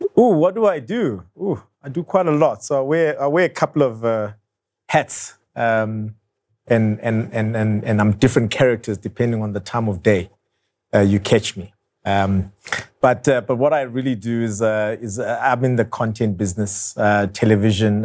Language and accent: English; Soweto, Gauteng, South Africa; I grew up in Soweto. I'm a Soweto boy